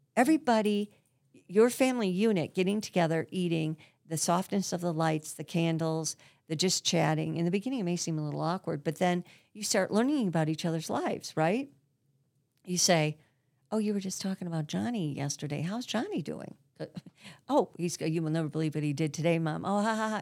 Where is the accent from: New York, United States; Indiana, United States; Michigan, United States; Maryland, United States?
Michigan, United States; Grosse Pointe; I grew up in Grosse Pointe